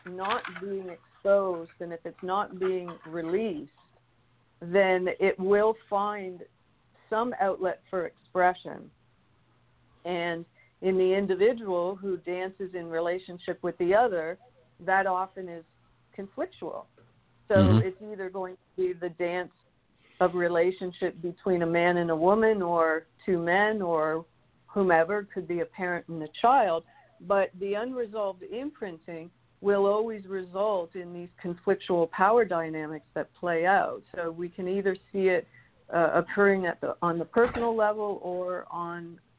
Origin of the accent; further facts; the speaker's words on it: Canada; moved away as an adult; now in Richmond, United States; I have the good fortune of having been raised in a country that did not fight a civil war. So when I moved in 1990 from Canada